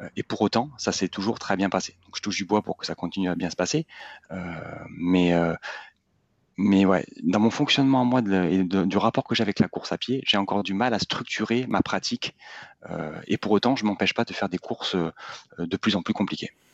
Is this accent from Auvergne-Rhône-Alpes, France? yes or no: no; Bordeaux, Nouvelle-Aquitaine, France; je suis originaire de Bordeaux